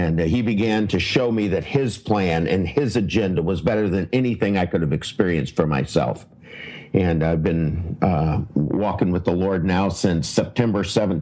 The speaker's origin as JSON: {"language": "English", "country": "United States", "said": "I'm an American"}